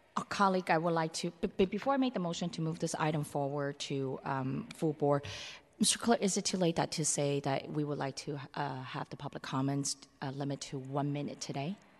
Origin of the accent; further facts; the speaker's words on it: San Francisco, California, United States; I'm so fortunate to be growing up in Chinatown where, like, the community itself have its own established network